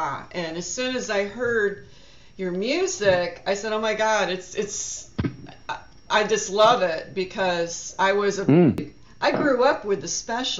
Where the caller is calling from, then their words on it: Tampa, Florida, United States; I am calling from Tampa, Florida.